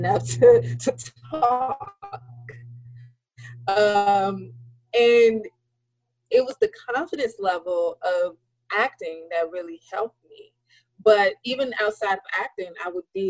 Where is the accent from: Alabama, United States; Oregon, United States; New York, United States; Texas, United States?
Alabama, United States; in Alabama, there, you know, there where I lived, it wasn't a lot there